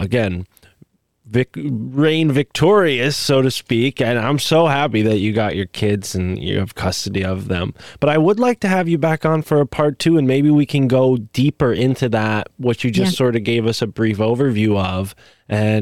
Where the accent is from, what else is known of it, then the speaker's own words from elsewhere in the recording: Connecticut, United States; here in my home state of Connecticut